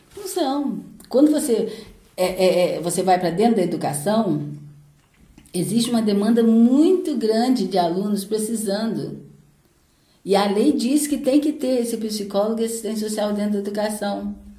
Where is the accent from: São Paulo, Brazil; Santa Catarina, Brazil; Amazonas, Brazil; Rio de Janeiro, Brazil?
Rio de Janeiro, Brazil; Paraty; Sou caiçara, né? Nasci em Ponta Negra, lá mesmo, de Ponta Negra, e vim para a cidade em, em 1981, já tinha 11 anos